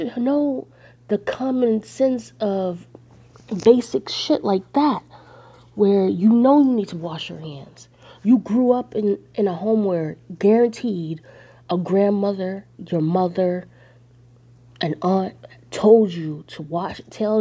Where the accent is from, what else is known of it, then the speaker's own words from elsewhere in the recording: Northern California, United States; I grew up in California, northern part